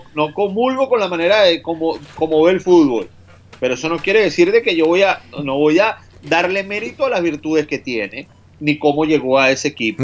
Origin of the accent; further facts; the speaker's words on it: Venezuela; moved away; Trabajar en el fútbol fuera de Venezuela, siendo venezolano